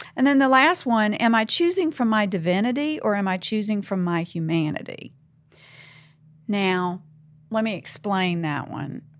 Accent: the South, Southern United States, United States; accent: Southern; I'm Southern. I'm, that's who I am, you know? I have an accent

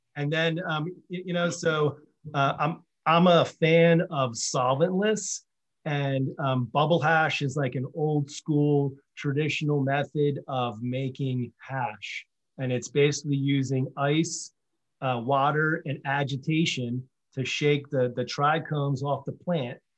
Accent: Mount Laurel, New Jersey, United States; I grew up in Mount Laurel, New Jersey.

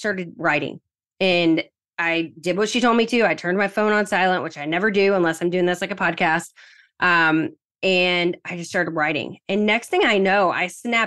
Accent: Southern United States, United States; accent: Southern; my weird Southern accent

